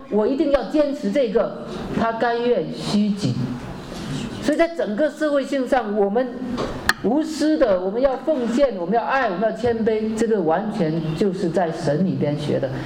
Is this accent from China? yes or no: yes; China; 我们中国人